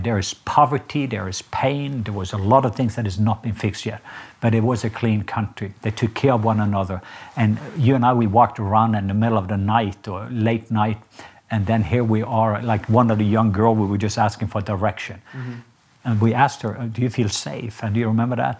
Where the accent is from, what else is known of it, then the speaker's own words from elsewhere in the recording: Norway; now in United States; I'm Norwegian